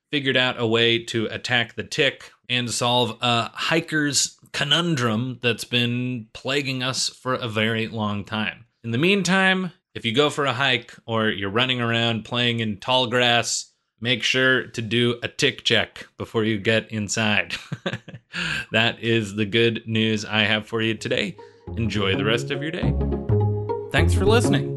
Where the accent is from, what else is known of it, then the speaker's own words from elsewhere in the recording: New England, United States; I grew up in New England